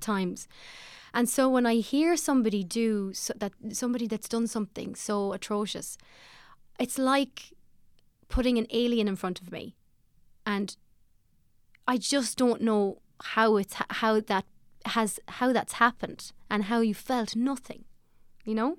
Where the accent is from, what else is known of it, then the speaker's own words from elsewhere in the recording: Ballymote, Sligo, Connacht, Ireland; I'm from Ballymolde in Sligo, and I feel good about it. I had a good, good upbringing there.